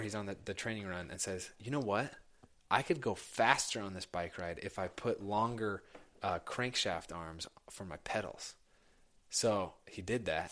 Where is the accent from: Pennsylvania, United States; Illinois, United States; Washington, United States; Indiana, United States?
Indiana, United States; Indianapolis; i grew up in Indianapolis.